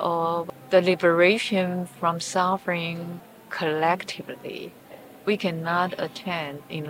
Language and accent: English; Taiwan; I come from Taiwan, and my spiritual practice is Mahayana Buddhist